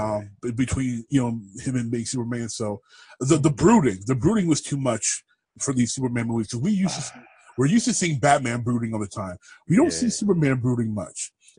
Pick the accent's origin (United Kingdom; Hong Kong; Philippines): United Kingdom; I can do that. I'm British.